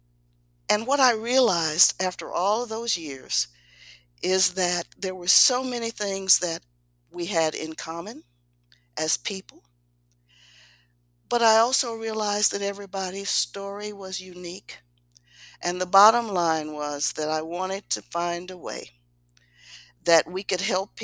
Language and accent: English; Kansas City, Missouri, United States; I was born in Kansas City, Missouri, a child of segregation. I started off in a little community of Black people